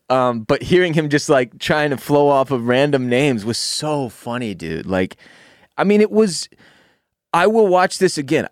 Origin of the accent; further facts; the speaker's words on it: Houston, Texas, United States; When you and I were kids, Growing up in Houston